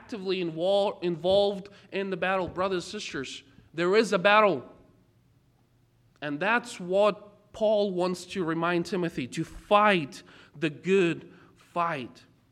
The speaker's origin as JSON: {"language": "English", "country": "Ukraine", "tie": "born or raised there", "moved": "yes", "said": "I was born and raised in Ukraine"}